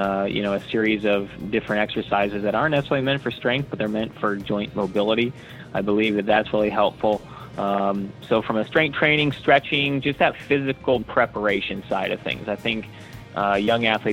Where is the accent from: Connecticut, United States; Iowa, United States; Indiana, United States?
Iowa, United States; Storm Lake; now in Southern California, United States; when I was young growing up in Iowa